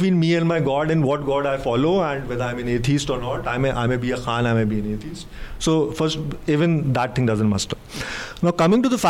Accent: Allahabad, Uttar Pradesh, India; I come from Allahabad. So in Allahabad, in the old area of the city, we used to have our Hindu friends also

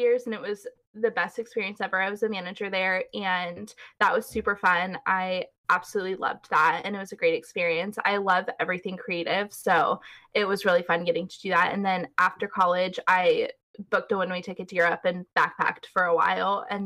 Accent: California, United States; accent: Californian; I'm from California

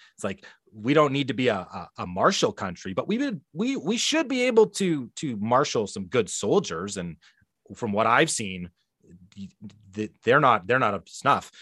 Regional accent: Canada; our Canadian disposition

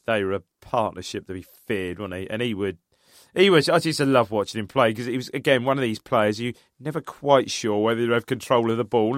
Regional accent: United Kingdom; I grew up in Charter

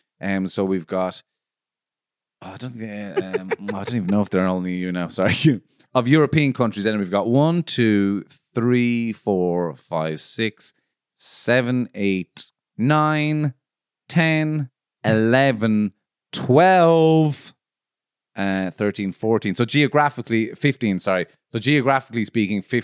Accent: Ireland; moved away; I'm from Ireland, but I don't fucking live there

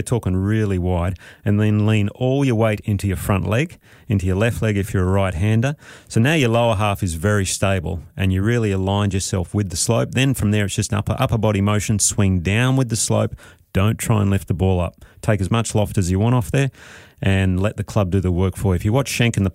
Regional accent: Australia; I'm Australian.

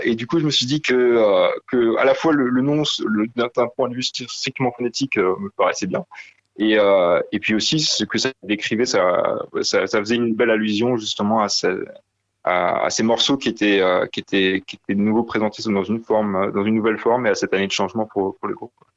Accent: Alsace, Grand Est, France; on vient de, de Talsas

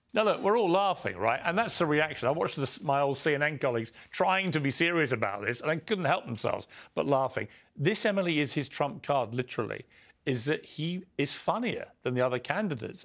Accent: United Kingdom; as a Brit from across the pond

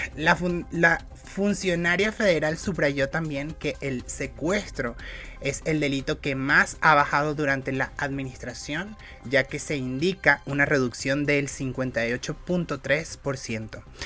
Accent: Venezuela; now in Mexico; soy una cantante venezolana

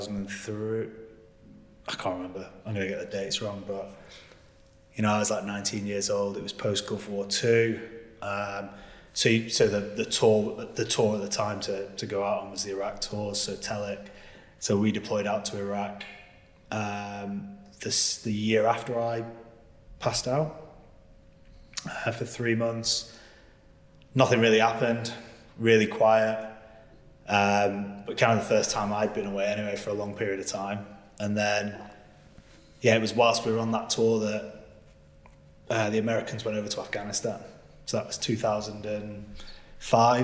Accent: Preston, North West England, United Kingdom; moved away as an adult; Where I come from? Preston originally, of all places.

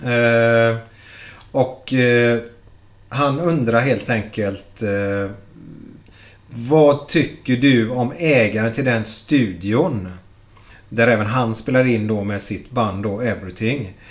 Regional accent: Gothenburg, Västra Götaland, Sweden; vi är göteborgare

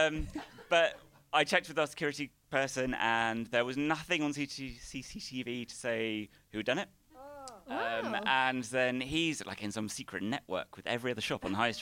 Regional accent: Isle of Wight, South East England, United Kingdom; I'm from the Isle of Wight as well.

